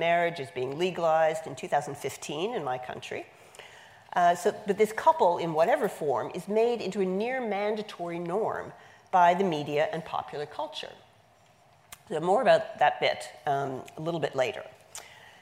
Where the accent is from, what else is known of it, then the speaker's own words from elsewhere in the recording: Canada; now in United States; I'm Canadian by birth. I was born and raised in Canada.